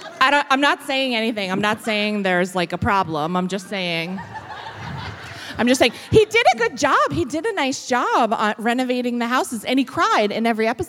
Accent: Fitchburg, Massachusetts, United States; moved away; I'm from Fitchburg, Massachusetts.

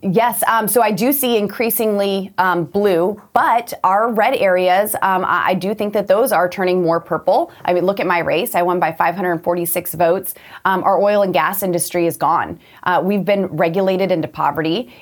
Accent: Colorado, United States; I'm from Colorado

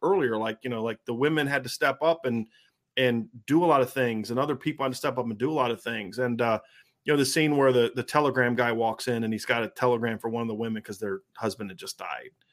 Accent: Ohio, United States; when I was a kid growing up in Ohio

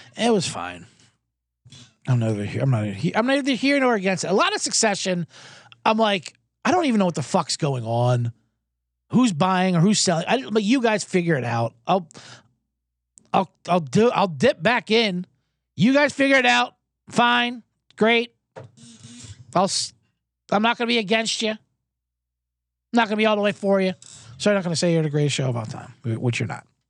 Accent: New Jersey, United States; I'm from Jersey. I'm half Italian. I grew up with nothing but Italians

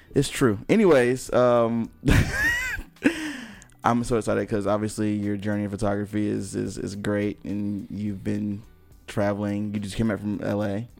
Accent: High Point, North Carolina, United States; I'm from High Point, which is kind of a smaller city

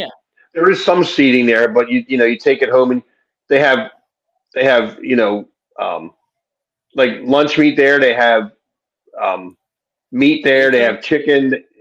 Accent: Levittown, Pennsylvania, United States; I grew up in Levittown, so that was my old stomping ground out there.

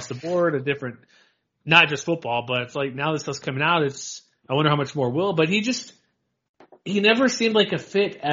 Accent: Houston, Texas, United States; I grew up in Texas and Houston

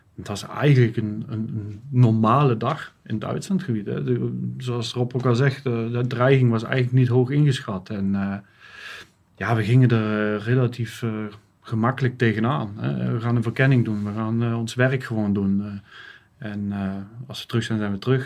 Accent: Netherlands; moved away as an adult; now in Germany; ben geboren in Nederland. Ik woon, eh, woon nu sinds uh, tien jaar in Duitsland

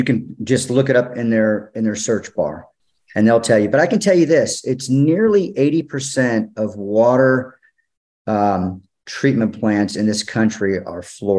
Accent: Austin, Texas, United States; moved away as an adult; now in Colorado, United States; So I'm from Austin. I now live in Colorado, but I was in Austin for 30 years practicing.

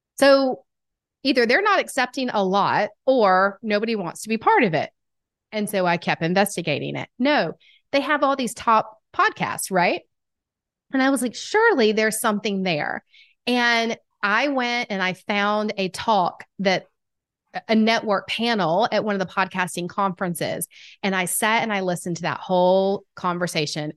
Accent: Atlanta, Georgia, United States; accent: Southern; I am from Atlanta, Georgia. If you can't tell by the Southern accent, I've been told it's quite strong

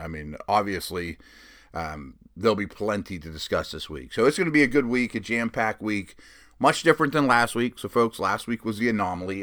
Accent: Pittsburgh, Pennsylvania, United States; I'm from Pittsburgh. I live in Pittsburgh now, so that's home. Grew up somewhat of a Pitt fan too

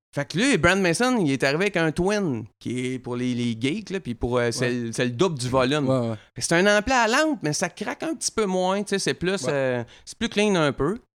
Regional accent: Drummondville, Quebec, Canada; je viens de Drummondville. Chez nous, là, c'est populaire en tabaslac, la musique

